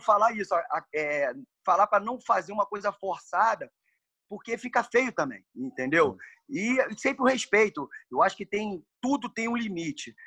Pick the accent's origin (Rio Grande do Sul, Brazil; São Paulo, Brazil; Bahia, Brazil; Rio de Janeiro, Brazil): Rio de Janeiro, Brazil; also born or lived in California; eu sou nascido e criado no Meia e é um bairro de subúrbio do Rio de Janeiro